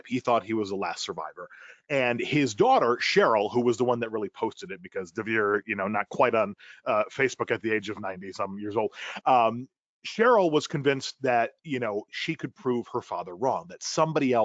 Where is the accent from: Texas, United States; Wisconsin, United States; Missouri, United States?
Wisconsin, United States; Milwaukee; moved away as an adult; now in Los Angeles, United States; born and raised in Milwaukee, Wisconsin, in the heart of the Midwest, and moved out to Los Angeles, California